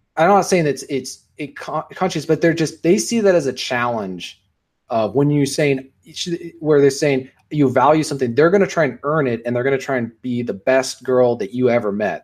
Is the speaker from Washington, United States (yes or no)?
yes; Washington, United States; born or raised there